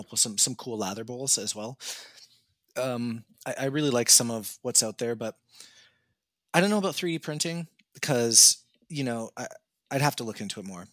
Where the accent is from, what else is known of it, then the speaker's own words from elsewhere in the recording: Canada; I would just tell them Canada